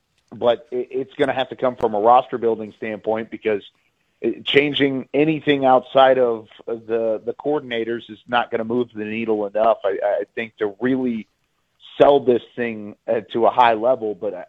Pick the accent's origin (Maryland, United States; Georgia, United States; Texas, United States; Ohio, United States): Texas, United States; Central; I grew up in Central Texas. I was a Cowboys fan as well growing up.